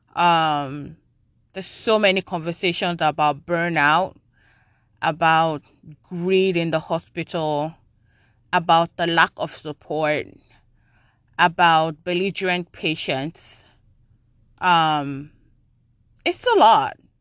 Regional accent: Nigeria; moved away; I grew up in Nigeria

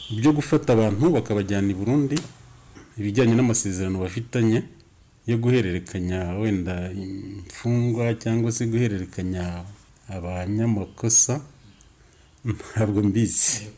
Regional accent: Rwanda

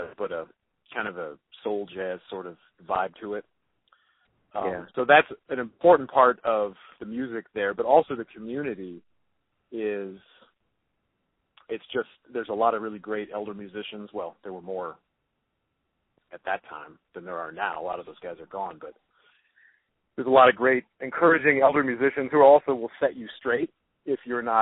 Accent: Detroit, Michigan, United States; born or raised there

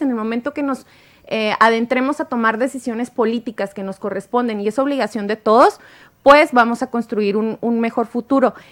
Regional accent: Mexico; como mexicanos votamos más si es a nivel federal

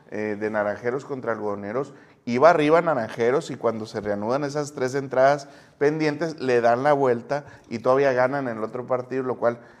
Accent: Navojoa, Sonora, Mexico; Yo soy de Navajoa

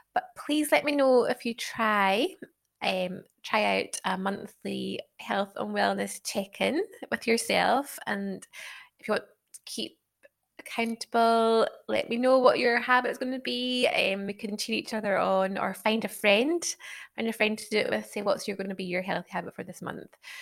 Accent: Isle of Skye, Scotland, United Kingdom; accent: Scottish; moved away as an adult; also born or lived in Glasgow; now in Sheffield, United Kingdom; I'm obviously from Scotland, as you can probably tell by the accent. Grew up on the Isle of Skye, then lived in Glasgow for a long time

